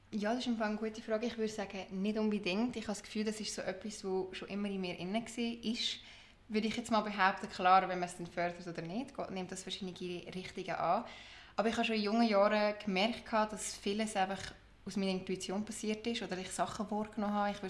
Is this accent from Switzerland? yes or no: yes; Lucerne, Switzerland; Ich bin aus Luzern, bin dort aufgewachsen und auch geboren und schon seit immer dort daheim.